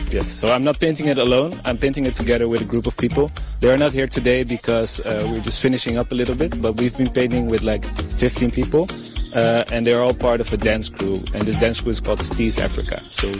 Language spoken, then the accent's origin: English; Netherlands; I'm from the Netherlands.